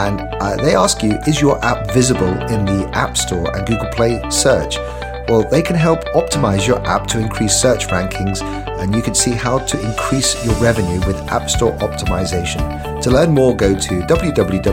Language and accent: English; United Kingdom; moved away; my home country in the UK